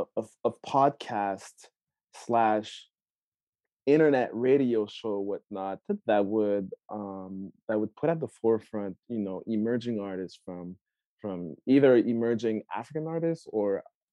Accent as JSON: {"language": "English", "country": "Canada", "tie": "born or raised there", "also_born_or_lived": "Rwanda", "said": "Yeah, I was born in Rwanda, but I grew up in Canada. Bounced around a lot, Quebec, Ottawa, and in the GTA for the most part of my adulthood, after university and stuff."}